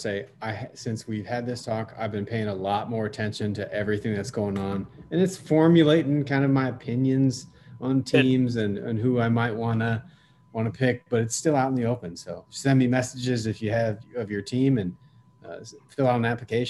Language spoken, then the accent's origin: English; Iowa, United States; They're like, "Where are you from?" I was like, "Iowa."